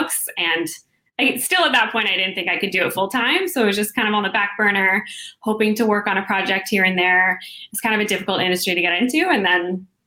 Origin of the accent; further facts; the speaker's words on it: Toronto, Ontario, Canada; moved away as an adult; now in Vancouver, Canada; I'm from Toronto and I moved out to Vancouver 3 years ago